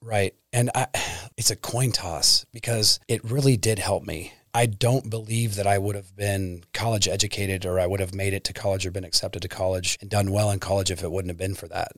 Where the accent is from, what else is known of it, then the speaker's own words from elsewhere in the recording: Pomona Lake, near Topeka, Kansas, United States; also born or lived in Wichita, Kansas; originally from Wichita, Kansas. Born there. My family moved to Pomona Lake, just south of Topeka